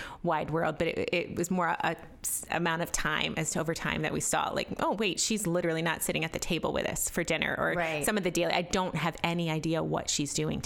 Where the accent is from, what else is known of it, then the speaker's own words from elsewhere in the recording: Canton, Ohio, United States; I'm from Canton, Ohio.